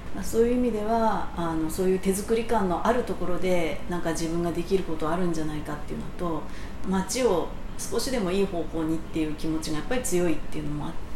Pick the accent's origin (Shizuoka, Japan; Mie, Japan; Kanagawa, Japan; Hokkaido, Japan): Kanagawa, Japan; Matsuda; also born or lived in Kyoto / Tokyo; 本籍地は、えー、その松田町に、えー、ずっとあります